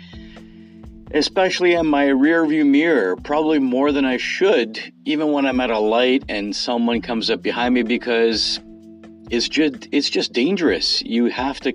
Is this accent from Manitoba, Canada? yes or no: no; Toronto, Ontario, Canada; I'm specifically from the Greater Toronto Area